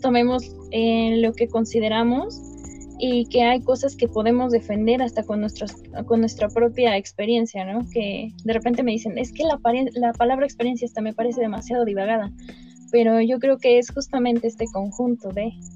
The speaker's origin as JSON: {"language": "Spanish", "country": "Mexico", "said": "nosotros como mexicanos este, llevamos una jerga"}